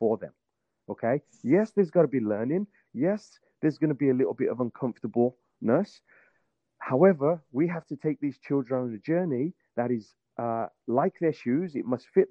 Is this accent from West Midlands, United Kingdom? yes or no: yes; Birmingham, West Midlands, United Kingdom; moved away as an adult; now in Virginia, United States; I was born and raised in England. I started growing up in Birmingham.